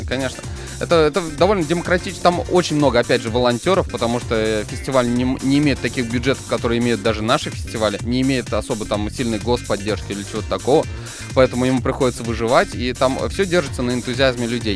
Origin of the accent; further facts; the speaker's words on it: Ufa, Bashkortostan, Russia; в городе Уфе, в моем родном городе, в Башкортостане